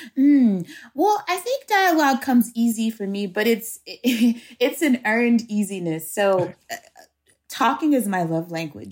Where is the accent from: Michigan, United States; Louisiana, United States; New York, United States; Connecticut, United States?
Louisiana, United States; Shreveport; my hometown, which is Shreveport, Louisiana